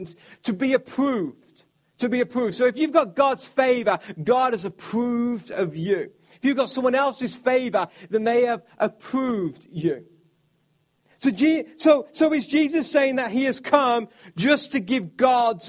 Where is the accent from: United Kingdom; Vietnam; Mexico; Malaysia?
United Kingdom; I'm from the United Kingdom